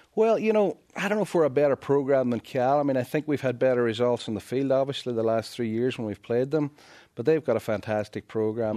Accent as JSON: {"language": "English", "region": "Northern Ireland", "country": "United Kingdom", "moved": "yes", "lives_now": "United States", "said": "I am from Northern Ireland."}